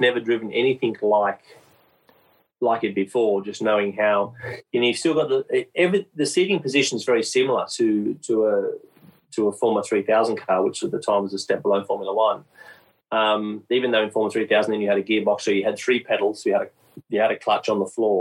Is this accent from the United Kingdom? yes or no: no; Queanbeyan, New South Wales, Australia; moved away as an adult; he grew up in the same town that I grew up in Queanbeyan as well